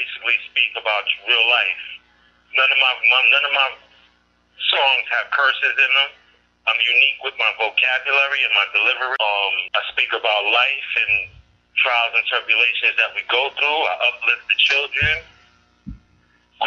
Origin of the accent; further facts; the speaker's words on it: New York City, New York, United States; now in Minnesota, United States; born and bred in New York City